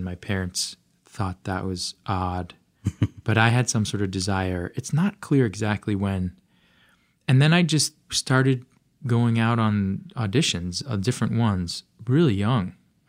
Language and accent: English; Los Angeles, California, United States; I grew up in Los Angeles